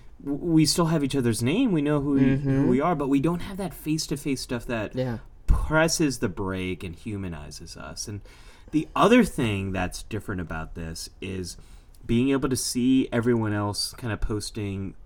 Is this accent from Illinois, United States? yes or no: no; Northern California, United States; moved away as an adult; now in New York, United States; I grew up in Northern California